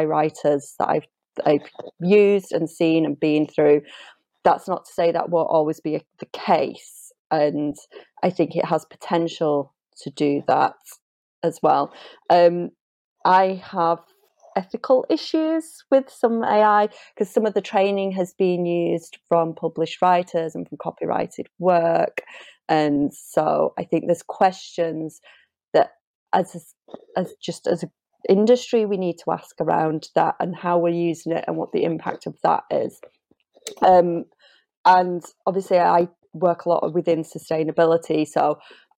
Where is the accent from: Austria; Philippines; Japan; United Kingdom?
United Kingdom; Yorkshire and the Humber; accent: Yorkshire; my Yorkshire accent